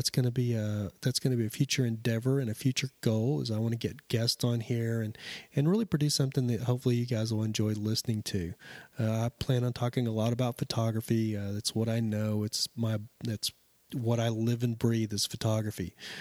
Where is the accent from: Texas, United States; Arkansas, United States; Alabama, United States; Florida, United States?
Texas, United States; Lubbock; I actually grew up in West Texas. I don't know if some of you know West Texas, Lubbock. I grew up outside of Lubbock and Amarillo, Lubbock, all through that area.